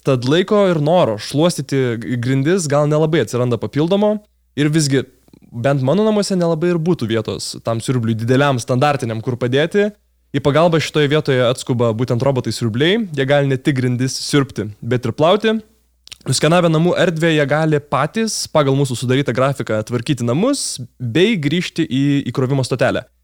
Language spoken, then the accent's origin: Lithuanian; Lithuania; ar mes lietuviai esame tvarkingi?